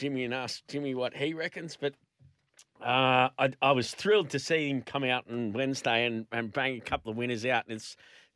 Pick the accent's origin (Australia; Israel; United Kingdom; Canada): Australia; Queensland; being a Queenslander